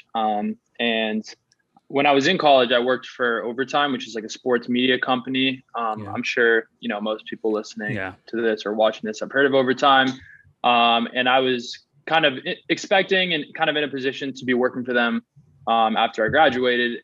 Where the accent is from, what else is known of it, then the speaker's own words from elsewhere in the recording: Newton, Massachusetts, United States; also born or lived in New York City; I grew up in Newton, Massachusetts, so it's right outside Boston